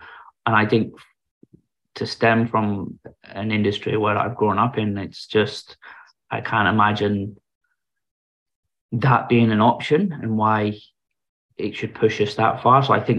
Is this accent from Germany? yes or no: yes; Germany; born there; So I was born in Germany because my dad was in the British Forces.